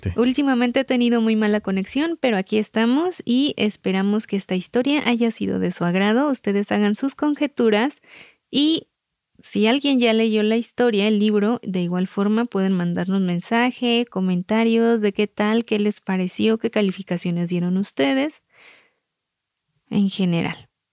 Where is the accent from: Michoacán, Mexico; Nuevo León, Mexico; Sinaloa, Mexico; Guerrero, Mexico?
Michoacán, Mexico; somos michoacanas